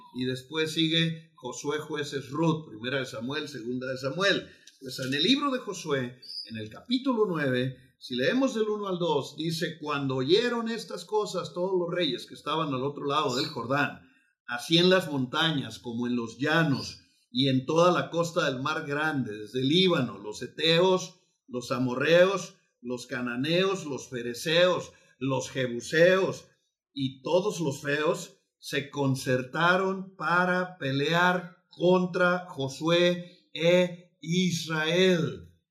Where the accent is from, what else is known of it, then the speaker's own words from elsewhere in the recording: Mexico; somos mexicanos